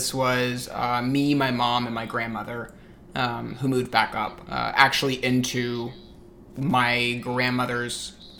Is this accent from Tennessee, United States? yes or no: yes; Sevierville, Tennessee, United States; also born or lived in Atlanta area, Georgia; We moved from the Atlanta area of Georgia to East Tennessee when I was 6, so going into first grade.